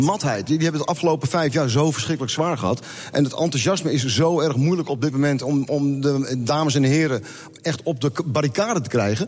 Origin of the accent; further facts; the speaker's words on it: West Friesland, North Holland, Netherlands; wij komen uit West-Friesland